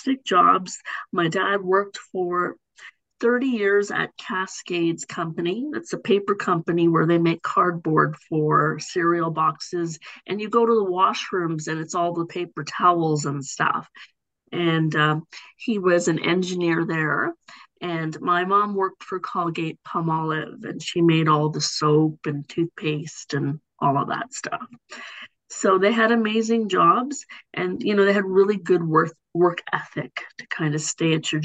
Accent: Markham, Ontario, Canada; also born or lived in Africa; I live in the city of Markham. And I've been here my whole life. I came to Canada when I was one. And this is where I grew up

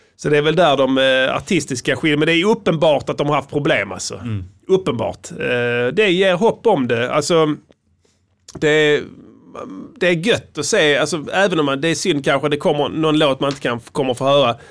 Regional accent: Sweden; som vi svenskar

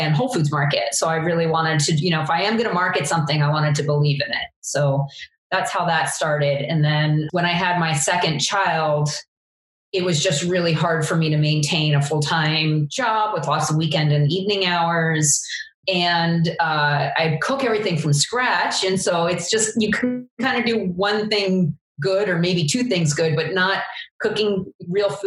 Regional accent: Eastern Long Island, New York, United States; I grew up on Eastern Long Island and worked on farms as my summer job

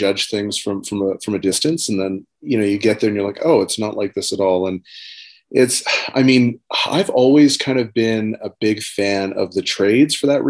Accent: Amsterdam, North Holland, Netherlands; born there; also born or lived in various countries; So like I was born in Amsterdam in Netherlands, and I lived all over the world.

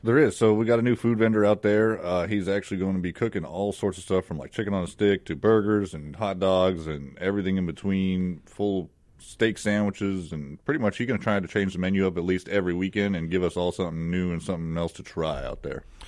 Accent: Palmdale, California, United States; moved away as an adult; also born or lived in Phoenix, Arizona; now in Mississippi, United States; I'm originally from Palmdale, California. Uh, I was born and raised there

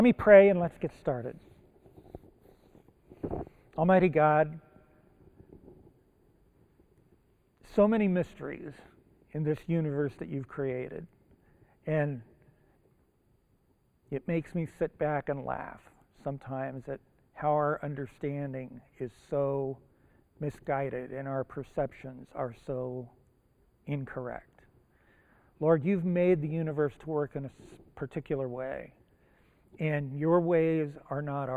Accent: Japan; English is a second language; now in United States; I was born in Japan, the other side of the international date line.

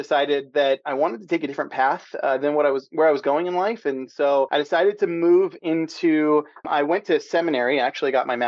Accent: San Diego, California, United States; also born or lived in the South / East Coast; now in Pacific Northwest, United States; I'm a SoCal boy born and raised in San Diego.

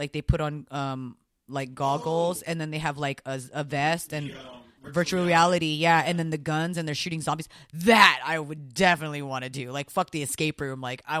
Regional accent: Philippines; I'm Filipino, dude.

